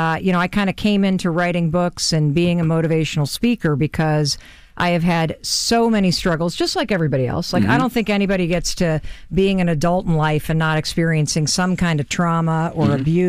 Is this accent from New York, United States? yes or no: no; Muskegon, Michigan, United States; I'm from Muskegon, Michigan.